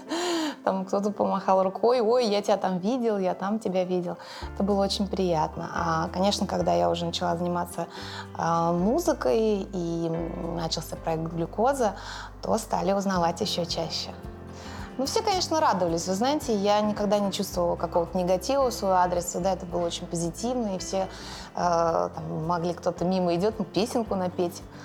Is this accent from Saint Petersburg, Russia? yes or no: no; Moscow, Russia; я выросла в Москве, и именно на Алексеевской